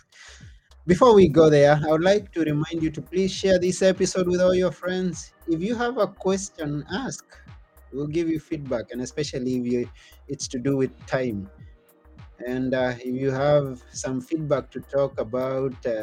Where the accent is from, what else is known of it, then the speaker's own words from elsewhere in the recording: Kenya; now in Greece; where I come from Kenya